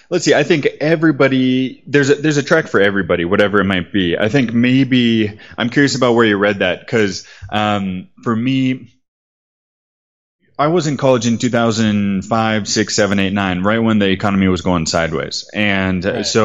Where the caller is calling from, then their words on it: Medellin, Antioquia, Colombia; I'm calling you from Medellin right now. Medellin Colombia